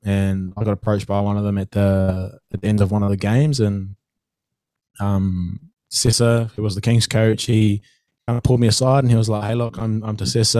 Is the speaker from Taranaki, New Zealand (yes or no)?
yes; Oroa, Taranaki, New Zealand; It's a little town called Oroa. So South Taranaki, one of the main metros there is Hawera. I'm about 20 minutes west of that, towards around the coast there.